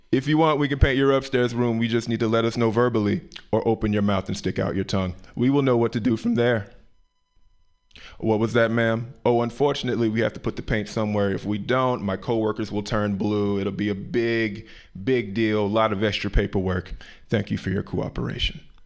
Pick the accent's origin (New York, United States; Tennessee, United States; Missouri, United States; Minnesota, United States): Tennessee, United States; Memphis; moved away; I'm from the South, Memphis, Tennessee, Memphis, Tennessee originally